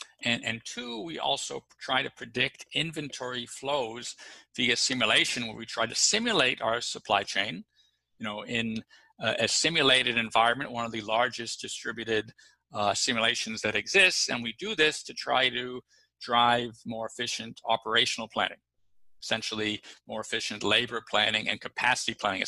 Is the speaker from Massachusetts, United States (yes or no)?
yes; Boston, Massachusetts, United States; also born or lived in New York / Los Angeles / Chicago / London; And I was from Boston, you know, at that time, or up until that time, I'd lived in New York, LA, Chicago, London, and Miami.